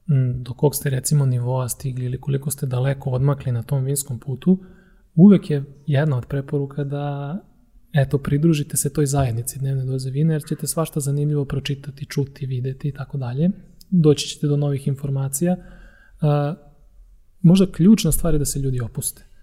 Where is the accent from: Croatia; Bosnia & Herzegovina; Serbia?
Serbia; Topola, Šumadija; pošto sam ja rodom iz Topole, ove oplenačke